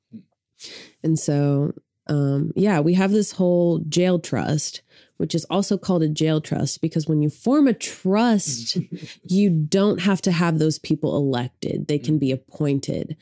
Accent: Sand Springs, Oklahoma, United States; I grew up outside of Tulsa in a small town called Sand Springs

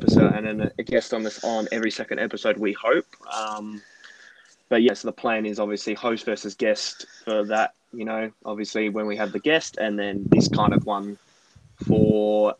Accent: Perth, Western Australia, Australia; we're in from Perth

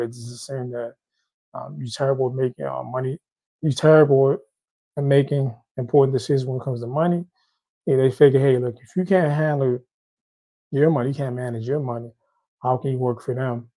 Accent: Haiti; I'm Haitian. I'm from Haiti

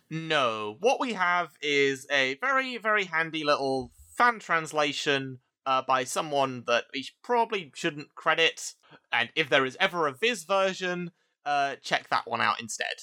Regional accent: London, United Kingdom; I, I, I grew up as a Londoner

